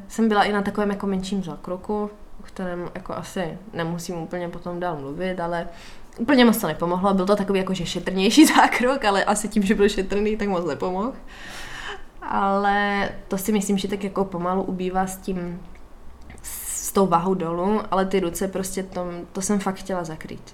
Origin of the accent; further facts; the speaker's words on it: Moravia, Czechia; u nás na, u nás na Moravě